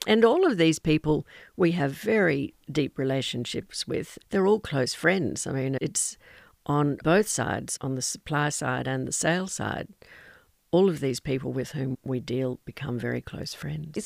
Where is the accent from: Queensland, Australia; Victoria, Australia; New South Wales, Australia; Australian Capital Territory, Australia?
Queensland, Australia; Toowoomba; also born or lived in Los Angeles, United States; Here I was from Toowoomba, which was a small town, and I, as a seventeen-year-old, went to live in Los Angeles